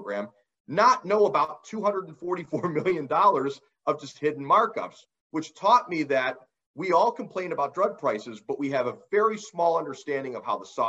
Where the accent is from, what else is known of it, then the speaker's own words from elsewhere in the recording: Ohio, United States; my home state of Ohio